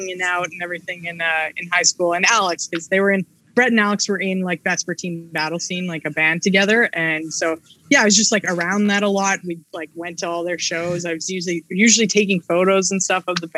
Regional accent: Edmonton, Alberta, Canada; I grew up in Edmonton too.

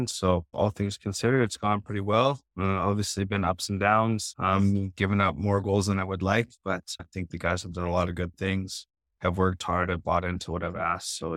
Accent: Alaska, United States; Yeah, it was a pretty cool childhood. I grew up on a homestead, so our closest neighbor was a couple kilometers away.

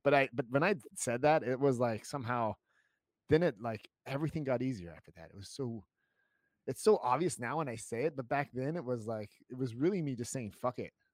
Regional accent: United States; moved away as an adult; now in Germany; I'm, I'm American

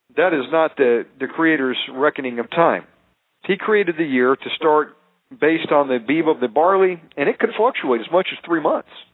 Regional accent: United States; I'm American

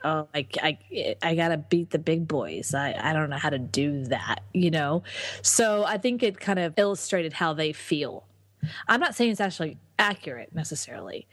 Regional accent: Texas, United States; now in Austin, United States; I'm from Texas, so it's kind of coming home

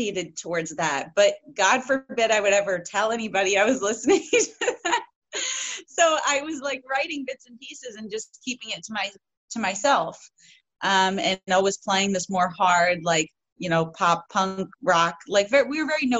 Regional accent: New York, United States; growing up in New York, country music was never a thing

